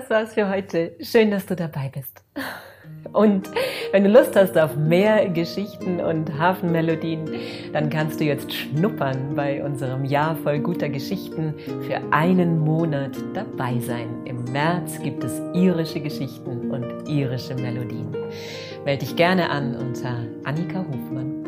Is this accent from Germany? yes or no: yes; Allgäu, Germany; hier bei uns im Allgäu